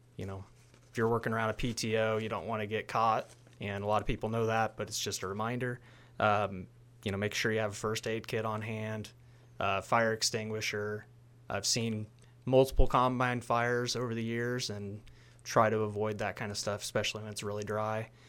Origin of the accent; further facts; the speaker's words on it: Hamilton, Illinois, United States; I'm originally from Hamilton, Illinois